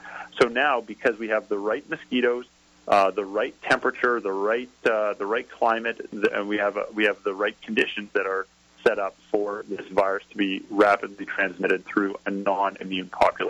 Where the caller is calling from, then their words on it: Canada; I'm calling in from Canada